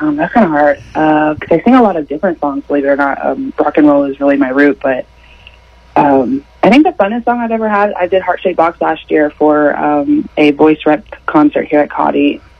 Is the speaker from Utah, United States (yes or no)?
no; Siloam Springs, Arkansas, United States; also born or lived in Hinesville, Arkansas; So I am from Silent Springs, Arkansas. It's about 2 hours away from here, but I currently live in Hinesville, Arkansas, which is about the same distance.